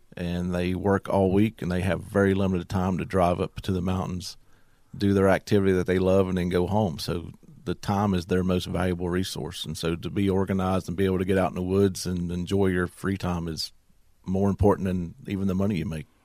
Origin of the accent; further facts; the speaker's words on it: Dublin, Virginia, United States; I'm from Dublin, Virginia. I was born and raised there.